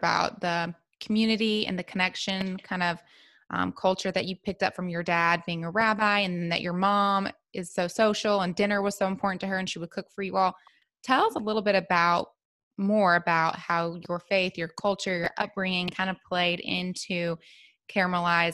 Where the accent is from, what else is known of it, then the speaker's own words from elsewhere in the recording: Memphis, Tennessee, United States; I'm from Memphis too